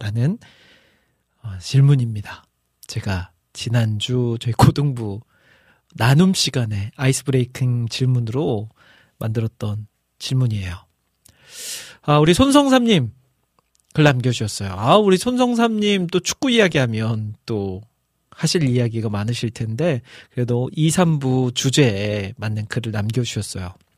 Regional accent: Iksan, North Jeolla, South Korea; moved away; 제가 저희 고향, 고향이 익산이잖아요

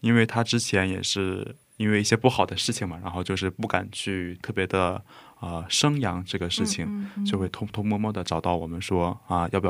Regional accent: Zhejiang, China; 我的老家在浙江，浙江有一个城，它叫做中国的耶路撒冷。

